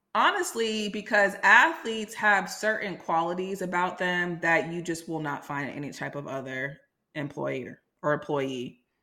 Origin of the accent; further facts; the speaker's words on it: Silicon Valley, California, United States; I'm from Silicon Valley